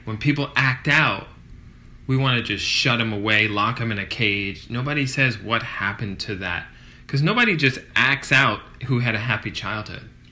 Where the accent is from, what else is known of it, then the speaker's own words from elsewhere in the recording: Kenner, Louisiana, United States; a rest stop off Interstate 10 gotcha. in Kenner, Louisiana, where it was like track homes